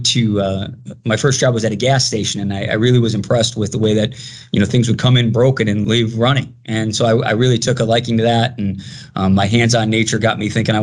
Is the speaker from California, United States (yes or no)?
no; Chicago, Illinois, United States; I'm born and raised in Chicago